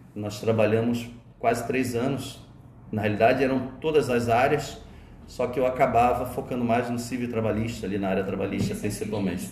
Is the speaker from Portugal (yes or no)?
no; Rio de Janeiro, Brazil; also born or lived in Alcântara, São Gonçalo; now in Santa Catarina, Brazil; Vocês sabem que eu sou carioca. Eu me formei, eu vim para Santa Catarina em 91.